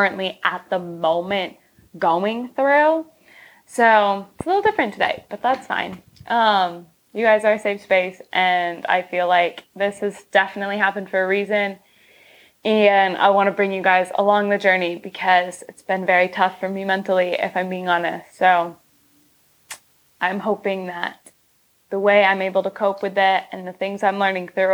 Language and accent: English; Michigan, United States; now in Los Angeles, United States; I am at my hometown house in Michigan with my family.